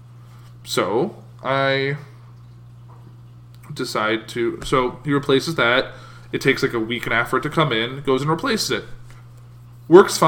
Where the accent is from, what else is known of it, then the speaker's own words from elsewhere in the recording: United States; I'm an American